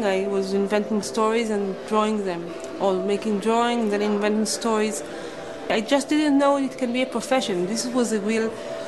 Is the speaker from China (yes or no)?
no; Israel; I'm a comics artist and illustrator. I'm from Israel